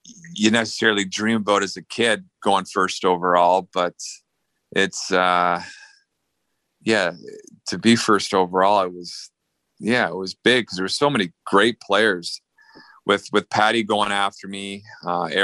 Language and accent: English; Ontario, Canada; I was from Ontario